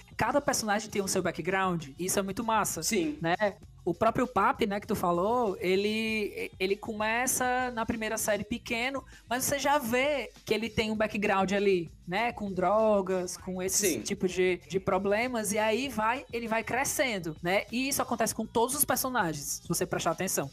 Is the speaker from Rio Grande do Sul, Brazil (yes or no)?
no; Fortaleza, Ceará, Brazil; eu sou daqui do Nordeste do Brasil, sou de Fortaleza